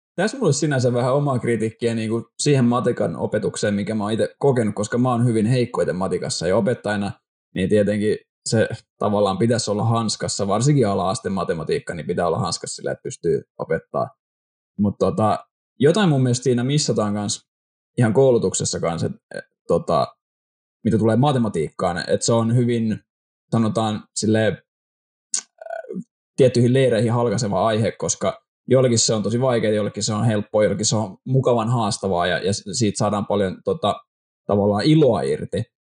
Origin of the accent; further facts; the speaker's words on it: Helsinki, Uusimaa, Finland; moved away as an adult; now in Vaasa, Finland; mä oon Helsingistä